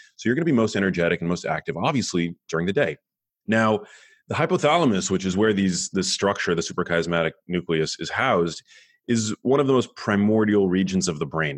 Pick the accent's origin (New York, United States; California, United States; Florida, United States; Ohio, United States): New York, United States; New York City; now in Los Angeles, United States; I grew up in New York City. I live in Los Angeles now.